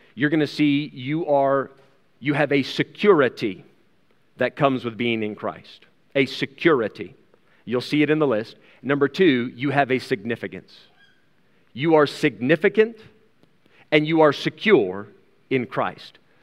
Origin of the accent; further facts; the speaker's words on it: United States; now in South Africa; I still have an American passport. I'm an American citizen.